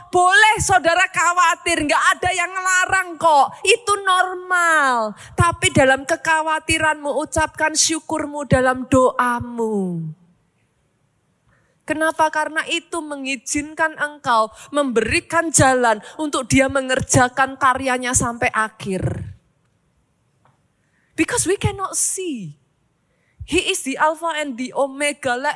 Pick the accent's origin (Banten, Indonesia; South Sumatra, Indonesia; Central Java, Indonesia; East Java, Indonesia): Central Java, Indonesia; Surakarta; Kalau mau ditanya sejak dari awal, saya tuh sangat suka di Solo. Saya tuh orang Solo, saudaraku. I love Solo so much.